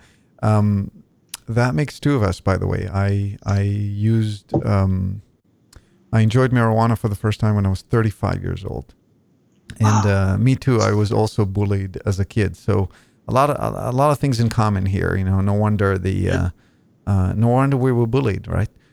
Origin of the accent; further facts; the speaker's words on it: Israel; accent: Israeli; first language Hebrew; English is a second language; moved away as an adult; now in Spokane, United States; my natural born language is Hebrew